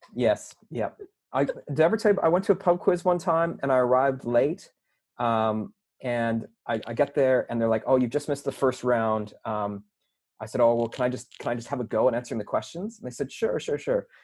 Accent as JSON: {"language": "English", "country": "Canada", "tie": "born or raised there", "moved": "yes", "said": "growing up in Canada, about the same times I was going to the uni"}